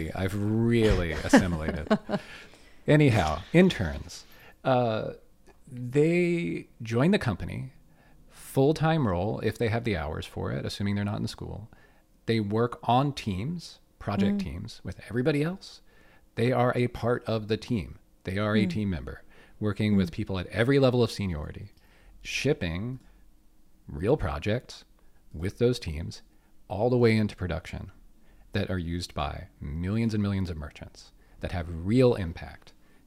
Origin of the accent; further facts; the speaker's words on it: Pittsburgh, Pennsylvania, United States; moved away as an adult; now in Canada; I'm from Pittsburgh. I'm from Pittsburgh, Pennsylvania.